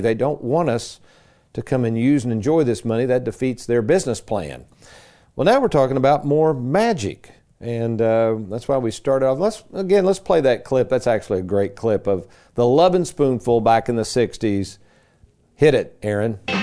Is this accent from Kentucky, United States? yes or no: yes; Lexington, Kentucky, United States; Growing up in Lexington as a kid, my dad, he would get these strange little gigs.